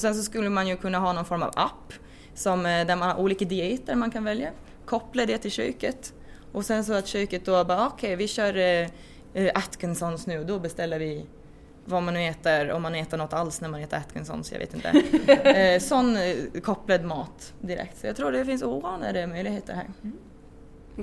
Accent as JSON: {"language": "Swedish", "town": "Rone", "region": "Gotland", "country": "Sweden", "also_born_or_lived": "Uppsala", "said": "jag kommer från Rona också på Gotland ska jag säga och eh, ja, har bott på gård"}